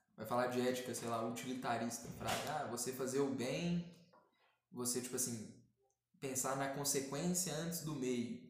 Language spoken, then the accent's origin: Portuguese; Brazil; aqui no Brasil